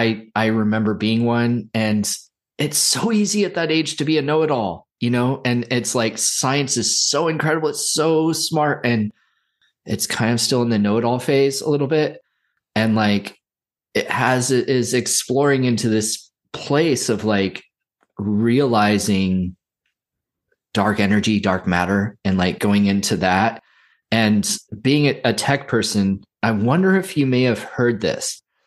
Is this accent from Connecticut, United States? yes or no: no; Santa Cruz, California, United States; And I grew up in Santa Cruz, so like I went to it a lot as a kid.